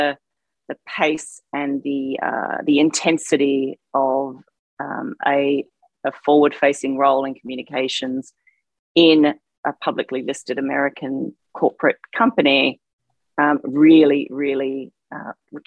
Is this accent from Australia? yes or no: yes; Australia; moved away; growing up in Australia, a culture that has a pretty hefty and healthy drinking culture